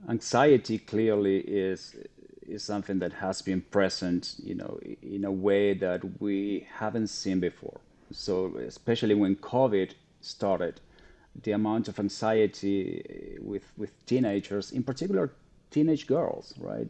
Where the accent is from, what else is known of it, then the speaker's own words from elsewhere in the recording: Argentina; now in United States; I'm originally from Argentina